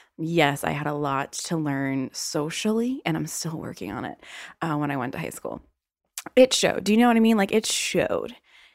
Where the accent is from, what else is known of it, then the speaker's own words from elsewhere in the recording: the South, United States; accent: Southern; I am from the South. So I have, yes, been hiding my Southern accent for a very long time